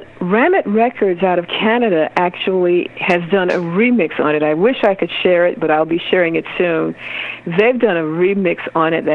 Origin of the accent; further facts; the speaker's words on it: Augusta, Georgia, United States; now in Brooklyn, New York, United States; I'm from Augusta, Georgia